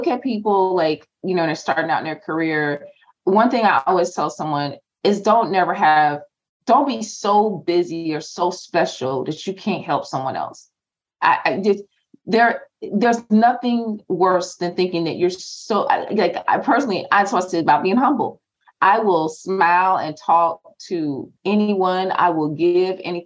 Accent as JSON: {"language": "English", "region": "New Jersey", "country": "United States", "also_born_or_lived": "North Carolina", "said": "I'm from Jersey. I'm from North Carolina / Jersey. I talk fast."}